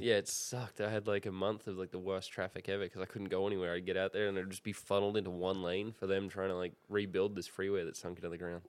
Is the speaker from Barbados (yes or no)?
no; Sydney, New South Wales, Australia; now in United States; I'm from Sydney